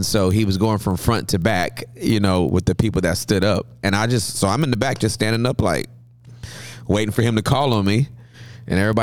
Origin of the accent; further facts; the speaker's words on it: Los Angeles, California, United States; also born or lived in Inglewood, California; I was born in Southern California in Inglewood to Charles and Maxine Ross, and grew up in L.A.